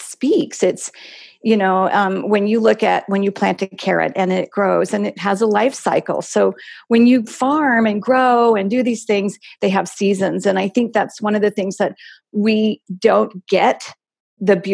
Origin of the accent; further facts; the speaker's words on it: East Coast, United States; also born or lived in Scottsdale, Arizona; now in Arizona, United States; Originally back east, Michael and I both